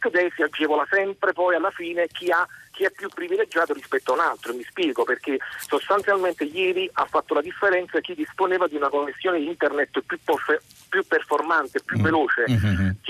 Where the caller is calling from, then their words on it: Bologna, Emilia-Romagna, Italy; siamo da Bologna.